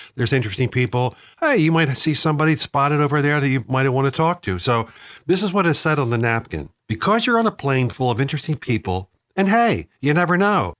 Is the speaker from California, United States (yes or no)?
no; Philadelphia, Pennsylvania, United States; my hometown of Philadelphia